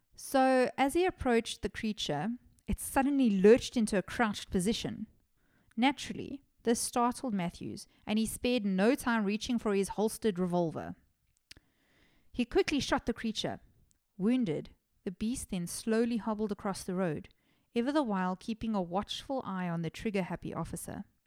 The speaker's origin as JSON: {"language": "English", "town": "Johannesburg", "region": "Gauteng", "country": "South Africa", "said": "I'm from Johannesburg."}